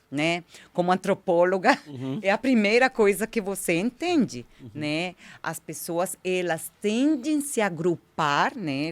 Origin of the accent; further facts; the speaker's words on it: Colombia; Portuguese is a second language; moved away as an adult; also born or lived in United States; now in São Paulo, Brazil; eu sou imigrante colombiana, então é melhor já esclarecer, já, já falar, né, por causa do meu sotaque